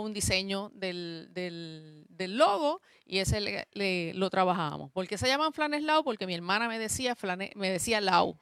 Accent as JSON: {"language": "Spanish", "country": "Puerto Rico", "moved": "as an adult", "lives_now": "Mayagüez, Puerto Rico", "said": "mi familia es del área metropolitana y yo soy la única que estoy acá"}